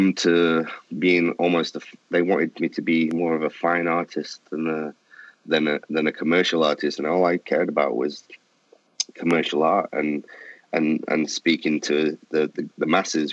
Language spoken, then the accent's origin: English; Manchester, North West England, United Kingdom; I'm from England. I originated in Manchester in the northwest of England.